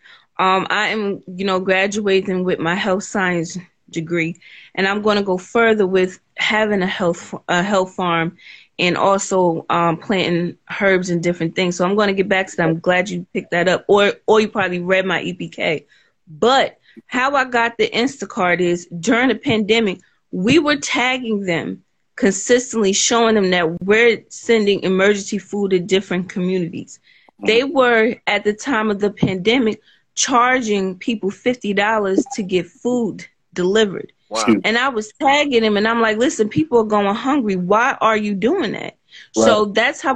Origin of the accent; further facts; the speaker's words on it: North New Jersey, United States; I'm from North New Jersey